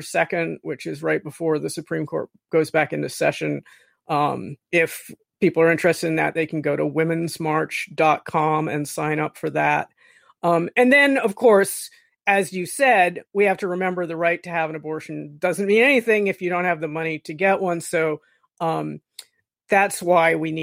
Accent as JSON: {"language": "English", "region": "Florida", "country": "United States", "said": "I'm from Florida"}